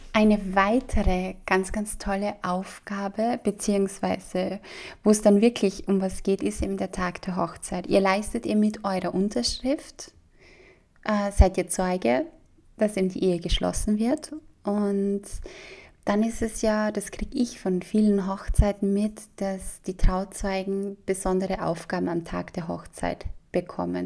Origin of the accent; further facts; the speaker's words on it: Austria; bei uns in Österreich